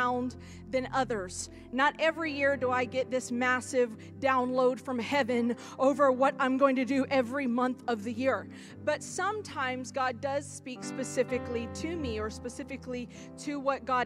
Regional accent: Florida, United States; this Florida chick

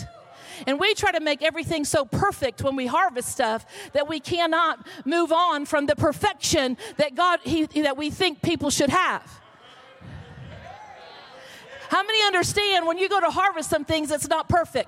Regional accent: Florida, United States; moved away; I'm from Florida

